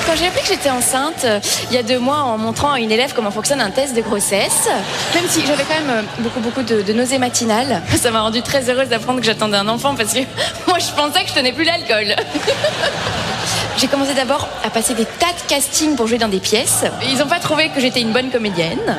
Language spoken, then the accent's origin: French; Belgium; je suis belge à la base